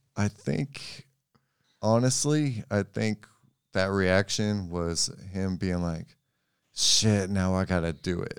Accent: Memphis, Tennessee, United States

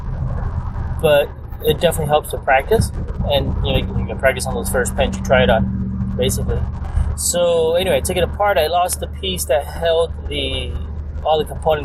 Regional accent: Hialeah, Florida, United States; moved away as an adult; also born or lived in San Francisco; We grew up in South Florida, in Hialeah, Florida

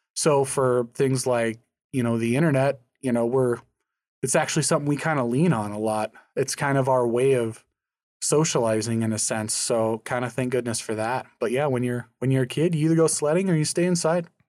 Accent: Scranton, North Dakota, United States; my, my hometown, Scranton, is a population of about two hundred and fifty people

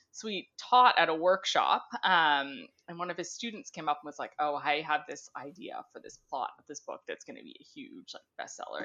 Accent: Ontario, Canada; I grew up in Ontario

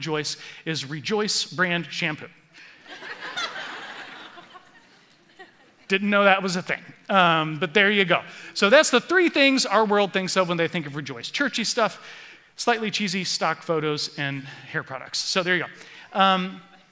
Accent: Florida, United States; moved away; I grew up in Florida

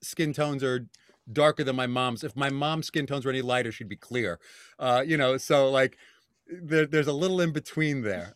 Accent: New York City, New York, United States; moved away as an adult; also born or lived in Bronx, New York; now in Westchester County, United States; born and bred in Staten Island

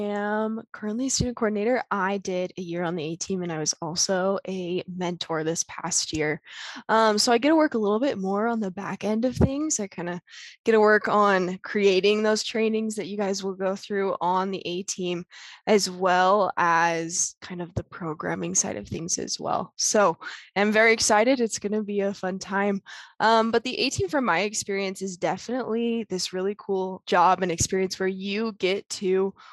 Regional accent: South Weber, Utah, United States; I am from a small town called South Weber, Utah.

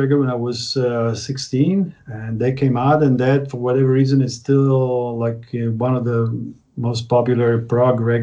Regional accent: Naples, Campania, Italy; English is a second language; also born or lived in San Francisco / Milan; now in Berlin, Germany; I was born in Naples, Italy

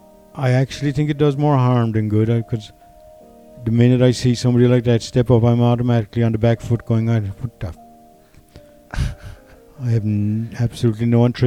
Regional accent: Newmarket, Munster, Ireland; I was born in a small town in North Cork, Newmarket, same as your dad.

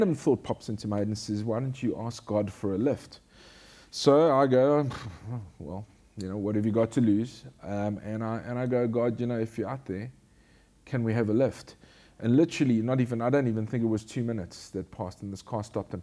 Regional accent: Durban, KwaZulu-Natal, South Africa; also born or lived in Johannesburg / Bloemfontein; I was born in Johannesburg. And at a young age, at the age of 8, I relocated with my family to Durban.

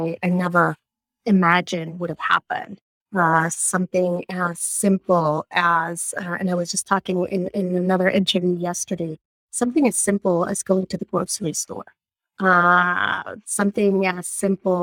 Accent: Mexico City, Mexico; moved away as an adult; now in Rhode Island, United States; I was born and raised in Mexico, in Mexico City.

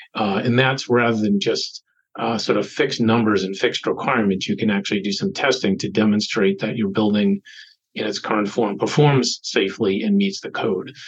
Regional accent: Boston, Massachusetts, United States; I was born in Boston, grew up in an adjacent suburb.

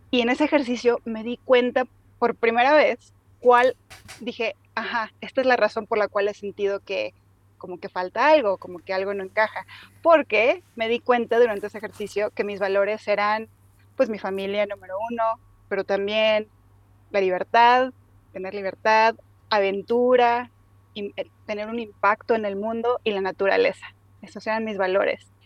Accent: Mexico; pero me faltaba esa, pues, ese, sentido de aventura con el que crecí en México, cambiando de ciudad a ciudad y escuela a escuela.

